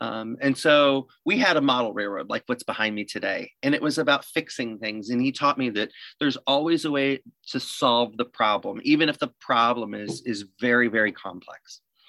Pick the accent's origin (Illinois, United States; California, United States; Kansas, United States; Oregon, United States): Illinois, United States; Rockford; also born or lived in East Texas; to work in my hometown